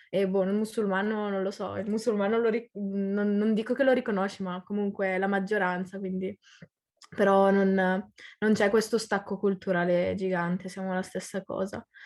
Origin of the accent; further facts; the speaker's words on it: Italy; io sono nata e cresciuta in Italia, quindi a livello di cittadinanza sono italiana, italianissima, però se mi vai a chiedere cosa sei o che origine hai o cosa sei tu in generale, ti dico sono palestinese.